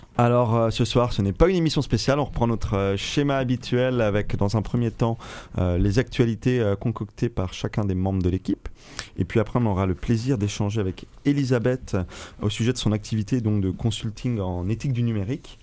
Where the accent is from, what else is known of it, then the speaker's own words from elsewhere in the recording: Brittany, France; chez nous en France et chez nous en Bretagne